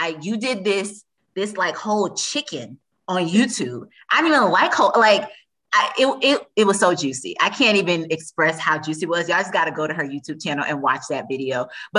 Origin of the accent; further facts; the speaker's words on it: Tampa, Florida, United States; Y'all know I'm from Tampa.